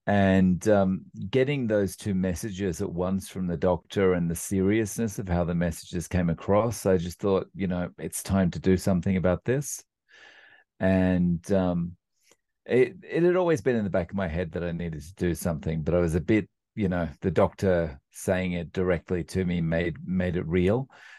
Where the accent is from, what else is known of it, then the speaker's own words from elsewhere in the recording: Australia; now in Japan; As way of a quick introduction, I live in Japan. And I'm actually from Australia, and despite the complexion, and I've been living in Japan now for about 17 years